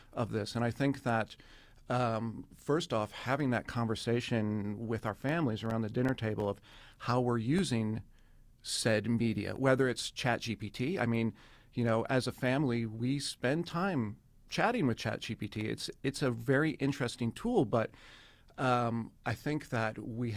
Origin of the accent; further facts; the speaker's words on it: San Francisco, California, United States; moved away as an adult; now in South Dakota, United States; I am from San Francisco